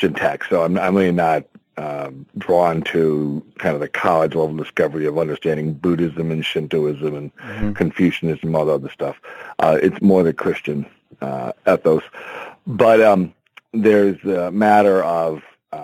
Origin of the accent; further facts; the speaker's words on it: Syracuse, New York, United States; I was born in Syracuse, New York.